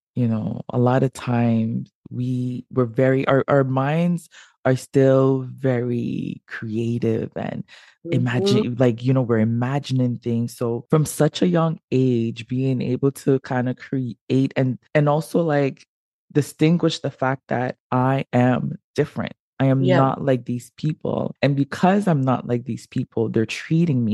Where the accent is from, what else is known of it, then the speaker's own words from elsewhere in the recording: Montreal, Quebec, Canada; I grew up in Montreal